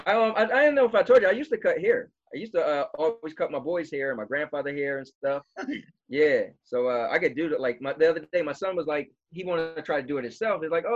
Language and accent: English; New Jersey, United States; we're from Jersey, so we get pulled over in PA.